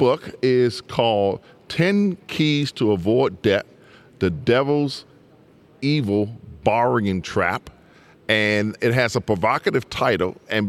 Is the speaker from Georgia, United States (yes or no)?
yes; Gray, Georgia, United States; born or raised there